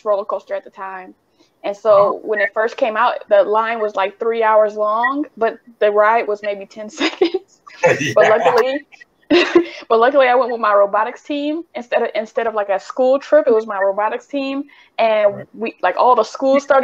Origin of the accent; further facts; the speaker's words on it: Midwest, United States; growing up in the Midwest, Cedar Point was our place